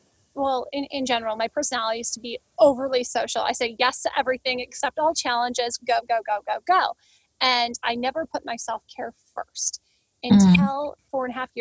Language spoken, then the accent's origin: English; Grand Rapids, Michigan, United States; moved away as an adult; now in Los Angeles, United States; I was born and raised in Grand Rapids, Michigan